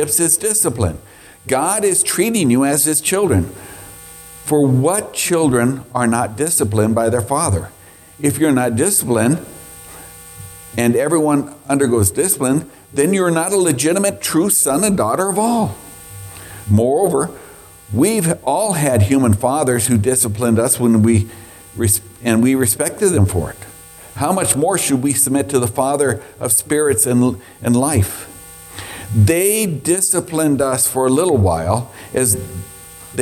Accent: Scotland, United Kingdom; I'm Scottish

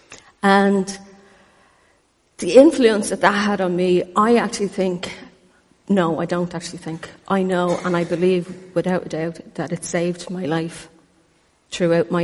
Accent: Ireland; I was born in Ireland

